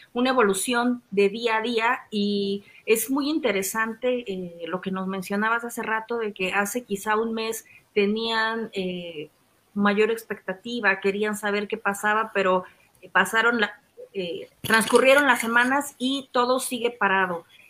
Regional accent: Mexico; nosotros como mexicanos viajamos mucho

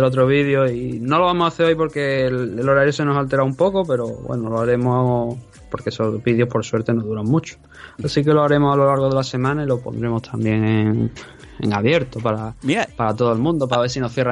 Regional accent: Andalusia, Spain; accent: Andalusian

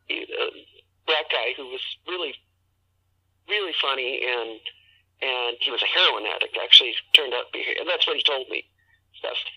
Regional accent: Southern California, United States; moved away; also born or lived in Seattle / San Francisco / San Diego / Tampa, Florida; Southern California, but I've lived all over the place. Lived in uh, lived in Seattle, San Francisco, San Diego. Went to school in San Diego and San Francisco, uh, um, and Seattle

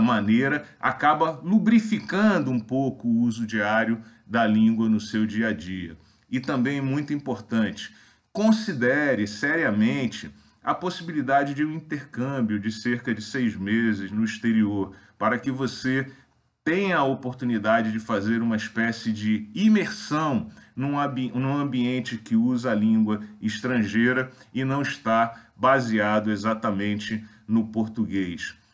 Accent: Brazil; nós, brasileiros, em geral, falamos muito mal as línguas estrangeiras

